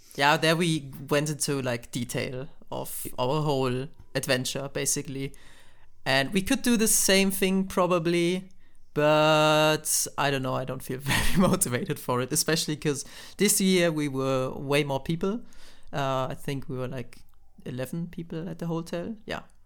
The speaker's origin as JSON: {"language": "English", "country": "Germany", "said": "I'm from Germany"}